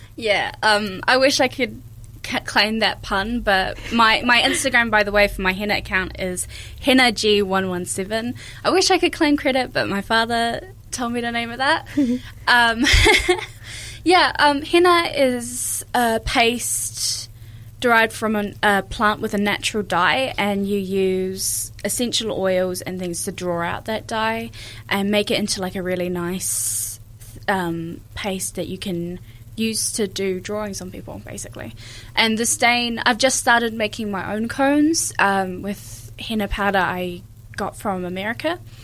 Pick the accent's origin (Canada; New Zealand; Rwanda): New Zealand; also born or lived in Ireland / England; we lived in England for two years as well before we moved here when I was four. So um, growing up, I, I, have grown up in New Zealand